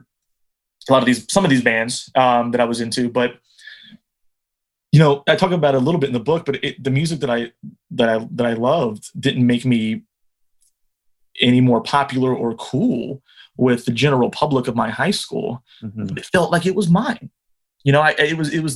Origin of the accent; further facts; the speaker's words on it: New Jersey, United States; moved away; also born or lived in Ohio / Oregon / Kentucky / Columbus, Ohio; I was born in Jersey and spent part of my childhood growing up there, and then went to high school in Ohio